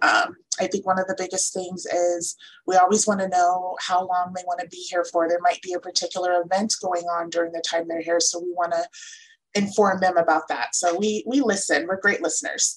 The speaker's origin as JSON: {"language": "English", "town": "San Diego", "region": "California", "country": "United States", "moved": "yes", "lives_now": "Palm Springs, United States", "said": "I'm from San Diego"}